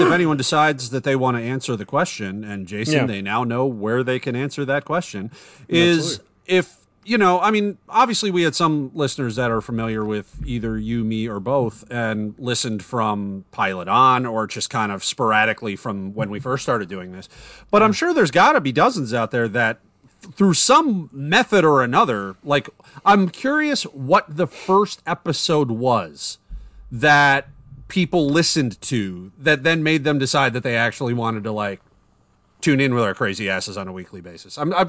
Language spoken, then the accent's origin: English; Canada; being Canadian, there is something you should know.